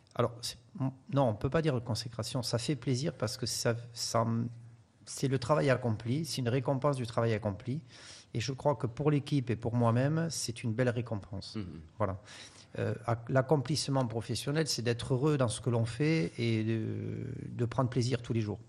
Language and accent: French; France; je suis issu des Pyrénées